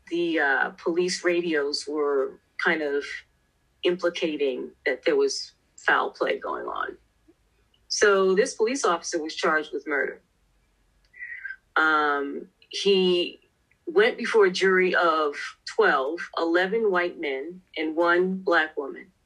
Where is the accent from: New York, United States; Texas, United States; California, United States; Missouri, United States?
New York, United States; New York City; Well, I was raised in a section of New York City called South Jamaica, Queens.